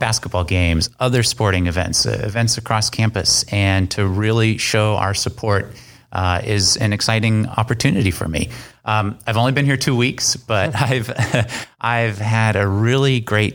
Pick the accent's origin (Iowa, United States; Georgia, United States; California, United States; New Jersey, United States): California, United States; San Francisco Bay Area; moved away as an adult; also born or lived in Concord, California / Oregon / Maryland; I'm originally from the San Francisco Bay Area. And I grew up playing in musical ensembles. I went to De La Salle High School in Concord, California.